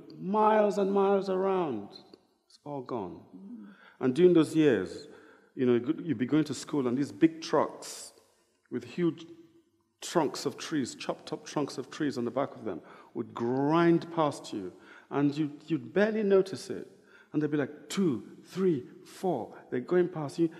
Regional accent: Niger Delta, Nigeria; growing up in Nigeria, you know, I'm from the Delta

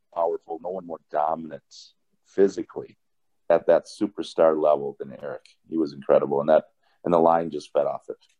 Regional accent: Rochester, Minnesota, United States; the Rochester Post Bulletin. And we only had three channels back then, back in my hometown.

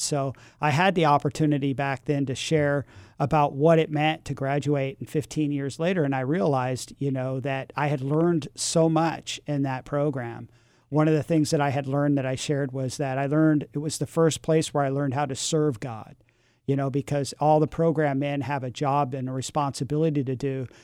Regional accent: San Francisco, California, United States; I grew up in San Francisco in the, in the six, in, in the seventies, and, and my parents had moved to San Francisco in nineteen sixty-seven for the summer of love. I was two years old

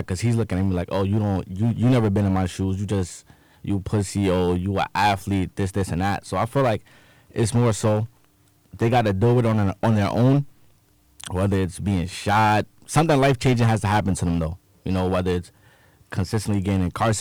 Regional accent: Jersey City, New Jersey, United States; I'm from Jersey City, so my neighborhood ain't perfect

